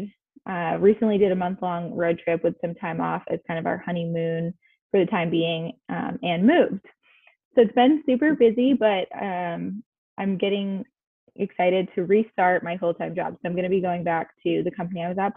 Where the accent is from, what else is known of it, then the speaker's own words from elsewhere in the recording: Massachusetts, United States; moved away as an adult; also born or lived in Washington, D.C.; I grew up in the Northeast in Massachusetts.